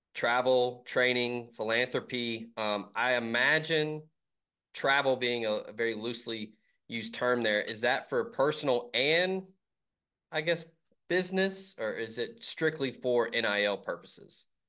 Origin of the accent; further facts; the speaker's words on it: Memphis, Tennessee, United States; I'm originally from Memphis and went to Ole Miss